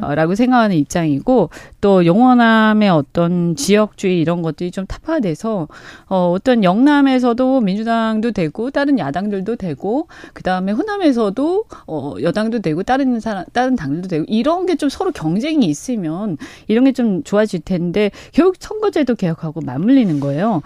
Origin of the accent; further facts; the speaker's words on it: Busan, South Korea; 제 고향이라서